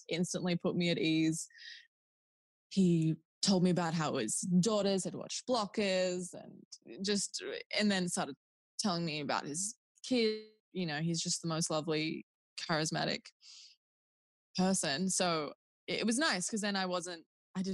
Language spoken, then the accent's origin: English; Newcastle, New South Wales, Australia; A gal from Newey